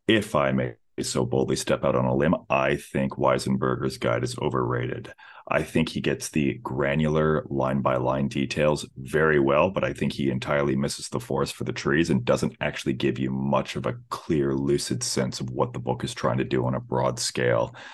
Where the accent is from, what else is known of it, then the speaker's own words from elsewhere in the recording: Pacific Northwest, United States; I hail from the Pacific Northwest myself.